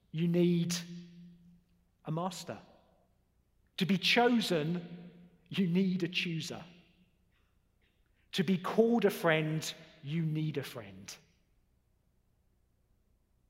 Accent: United Kingdom; I'm a Brit.

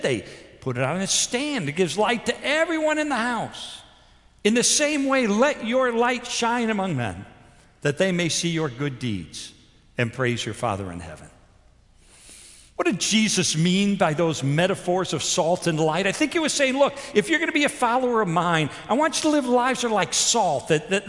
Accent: Chicago, Illinois, United States; moved away as an adult; now in Houston, United States; we're in Houston, and I'm from Chicago.

